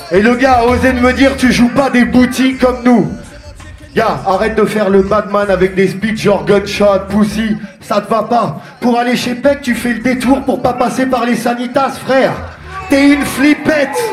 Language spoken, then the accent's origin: French; Tours, Centre-Val de Loire, France; now in Paris, France; On vient de Tour